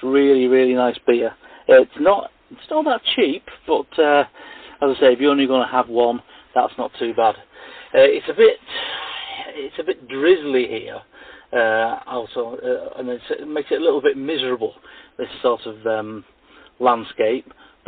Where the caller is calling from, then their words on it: Ilkley, Yorkshire and the Humber, United Kingdom; I'm calling now from the Bar Tat pub, or pub and dining establishment, in Ilkley in West Yorkshire.